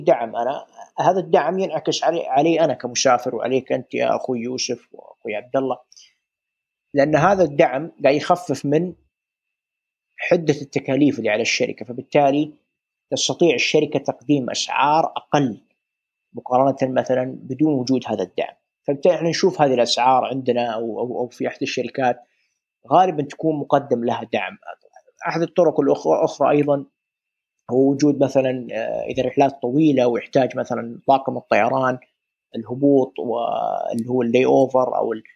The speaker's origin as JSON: {"language": "Arabic", "country": "Saudi Arabia", "said": "عندنا في السعوديه"}